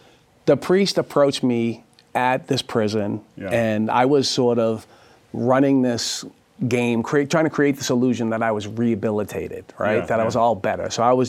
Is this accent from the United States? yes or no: yes; Dorchester, Massachusetts, United States; I'm from Dorchester, Massachusetts, the heart of Boston, really, a working class neighborhood, which is now kind of not so much a working class neighborhood anymore.